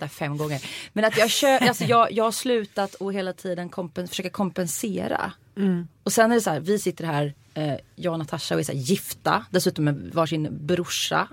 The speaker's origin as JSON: {"language": "Swedish", "town": "Uddevalla", "region": "Västra Götaland", "country": "Sweden", "said": "jag är från Uddevalla"}